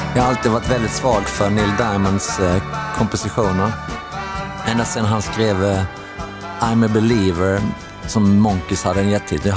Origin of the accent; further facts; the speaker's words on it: Sweden; vi var från Sverige